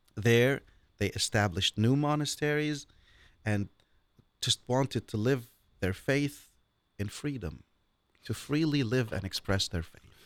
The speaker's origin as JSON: {"language": "English", "town": "Beirut", "region": "Beirut Governorate", "country": "Lebanon", "tie": "born or raised there", "also_born_or_lived": "mountains of Lebanon", "moved": "yes", "said": "I was born and I grew up in Beirut all my life."}